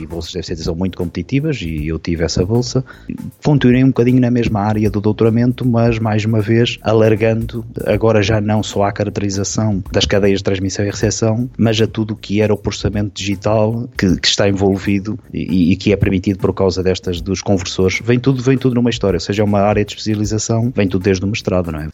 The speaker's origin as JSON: {"language": "Portuguese", "town": "Ovar", "region": "Aveiro District", "country": "Portugal", "tie": "born or raised there", "said": "nasci, nasci e criado verdadeiramente, ou seja, nasci no Hospital de Ovar e depois criado até aos meus 18 anos de idade"}